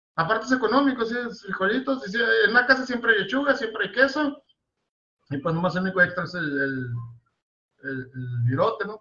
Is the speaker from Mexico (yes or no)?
yes; Mexico; also born or lived in Mexicali; somos una sociedad mexicana